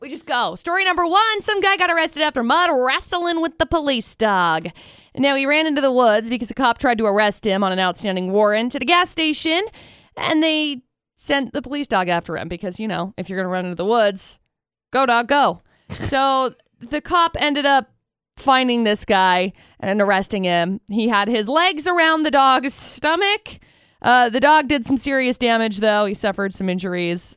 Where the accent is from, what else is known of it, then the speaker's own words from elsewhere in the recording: Tremont, United States; I grew up in Tremont